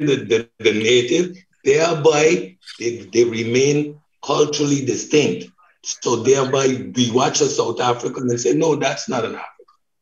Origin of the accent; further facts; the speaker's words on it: Sint Maarten; moved away as an adult; also born or lived in Europe; I'm from St. Martin, the Caribbean, but to study, we all go to Europe.